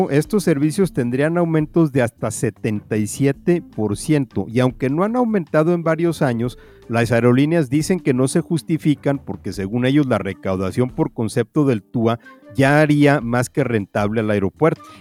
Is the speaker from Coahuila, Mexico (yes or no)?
no; Mexico City, Mexico